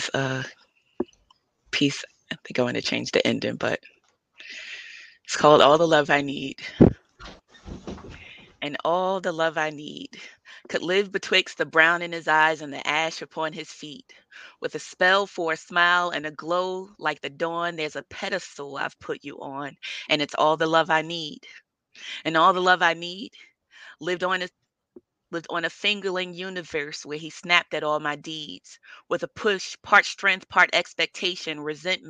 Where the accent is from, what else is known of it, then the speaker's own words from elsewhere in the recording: Newark, New Jersey, United States; I grew up in Newark in Prince Street All Projects